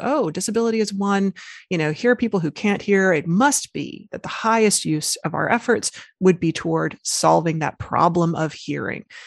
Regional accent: Arkansas, United States; I was raised, uh, born and raised in Arkansas

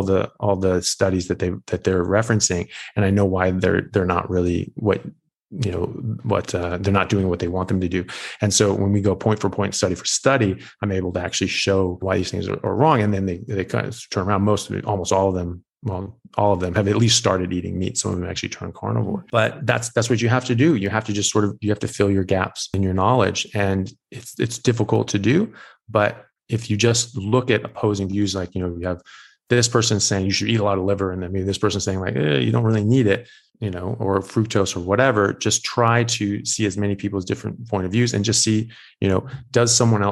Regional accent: United States; moved away as an adult; now in Perth, Australia; I'm in Perth, Australia at the moment, but I'm from America

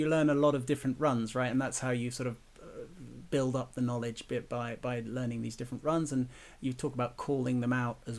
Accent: London, United Kingdom; moved away; I was born in London

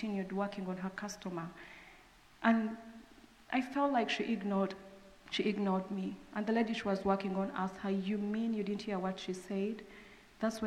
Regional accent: Uganda; moved away; I'm from Uganda

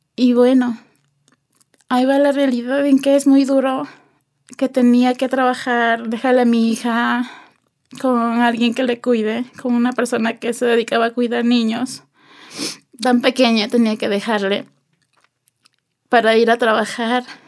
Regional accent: Ibarra, Imbabura, Ecuador; moved away as an adult; also born or lived in Spain; nací aquí en el Ecuador Em, en la ciudad de Ibarra

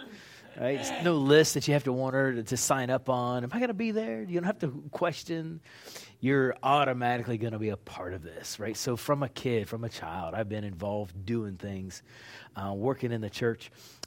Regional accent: Pittsburgh, Pennsylvania, United States; also born or lived in Oklahoma; Oklahoma. Been living there for decades. Recently, I'm from Pittsburgh, Pennsylvania.

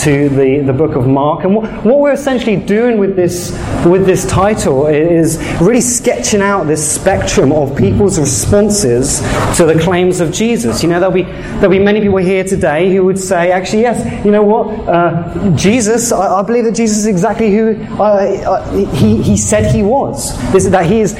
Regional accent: England, United Kingdom; moved away as an adult; now in Canada; I'm actually from England.

